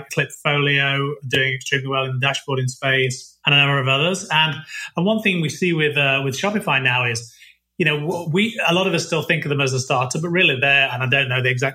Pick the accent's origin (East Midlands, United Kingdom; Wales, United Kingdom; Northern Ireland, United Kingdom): East Midlands, United Kingdom; Nottingham; moved away as an adult; also born or lived in Leicester; now in Ottawa, Canada; born and raised in Nottingham